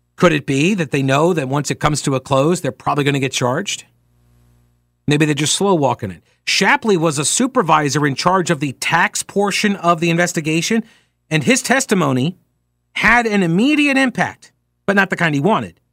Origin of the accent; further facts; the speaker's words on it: New York, United States; I'm from New York